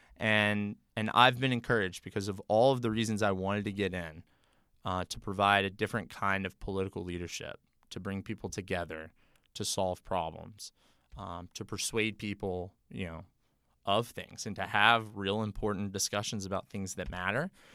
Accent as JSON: {"language": "English", "town": "Memphis", "region": "Tennessee", "country": "United States", "tie": "born or raised there", "moved": "as an adult", "lives_now": "Nashville, United States", "said": "I'm a native Tennessean, born and raised in Memphis"}